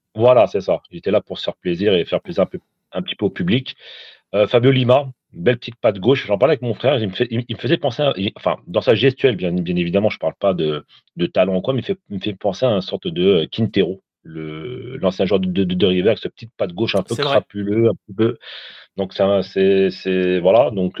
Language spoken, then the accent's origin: French; Tunisia; je suis tunisien